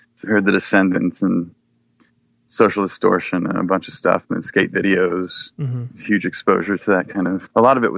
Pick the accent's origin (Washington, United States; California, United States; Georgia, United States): Washington, United States; Bellevue; also born or lived in Seattle / Woodinville; Yeah, I was born in Seattle and lived on the east side, over east side of Lake Washington, over in Bellevue and Woodinville. And then, right after high school, moved out back to Seattle.